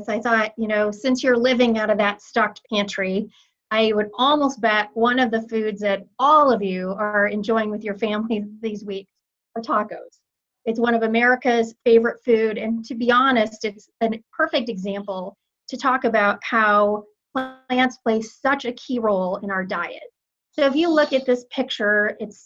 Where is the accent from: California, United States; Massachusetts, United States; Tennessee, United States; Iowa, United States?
Iowa, United States; now in Kansas City, United States; my home state of Iowa